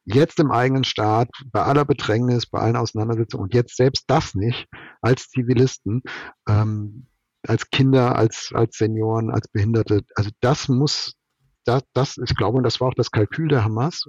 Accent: Germany; als Mensch, als Deutscher, als politisch Interessierter oder als Werksleiter

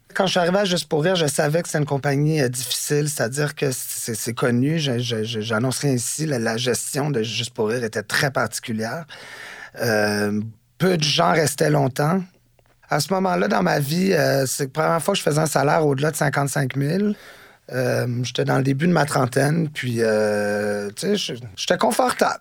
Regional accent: Montreal, Quebec, Canada; also born or lived in Washington, D.C., United States; moi, je suis né à Washington, D.C., euh, aux États-Unis, parce que mon père était correspondant pour la presse à Washington puis euh, à l'âge de 4 ans, je suis arrivé à Montréal et je suis devenu Montréalais. J'ai euh, grandi dans le centre-ville

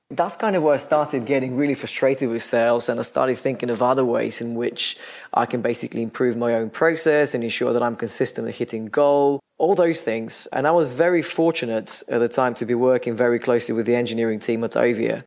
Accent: Bulgaria; moved away as an adult; now in London, United Kingdom; I'm originally from Bulgaria. I've lived in London for some 16 years now.

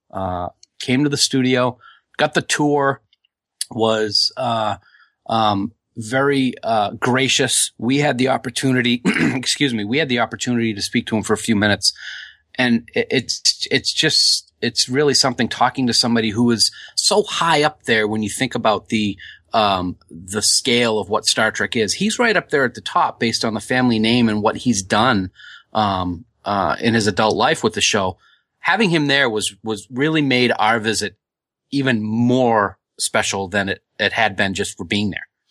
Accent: Nashua, New Hampshire, United States; my hometown of Nashua

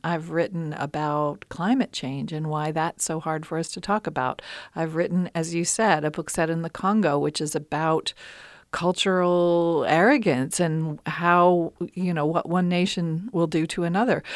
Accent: Appalachia, United States; as an Appalachian woman

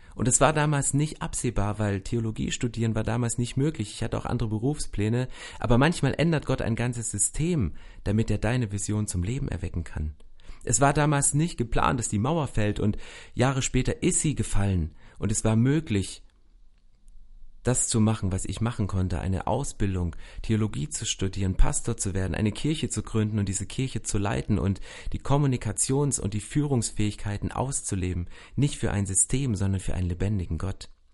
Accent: former GDR, near the border with Poland and Czechia, Saxony, Germany; ich bin in Ostdeutschland, in der ehemaligen DDR, in der Grenznähe zu Polen und Tschechien aufgewachsen

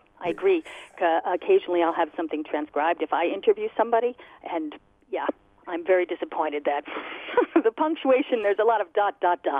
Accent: New Jersey, United States; Yes, I'm from New Jersey. Mm-hmm.

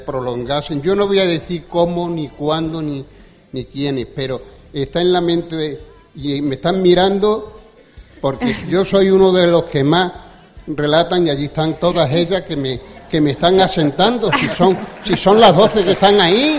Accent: Badajoz, Extremadura, Spain; yo me siento orgulloso de haber nacido en Badajoz, de haber ido a la escuela en Badajoz

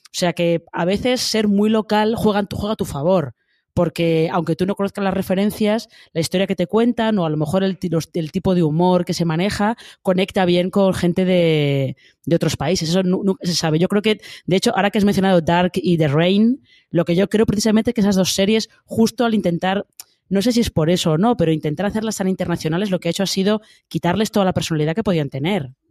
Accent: Madrid, Community of Madrid, Spain; los que somos de Madrid y más o menos eh, frecuentamos esa zona

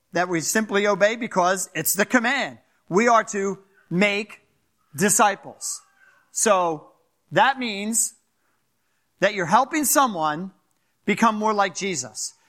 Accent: Philadelphia, Pennsylvania, United States; moved away; I'm from Philadelphia, so if I talk a little fast or get a little, you know, that's, that's, that's some of my accent.

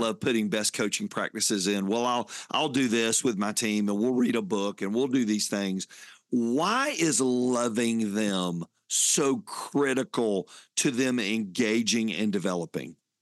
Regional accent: Fayetteville, Georgia, United States; Growing up in Fayetteville, Georgia, those were my hometown

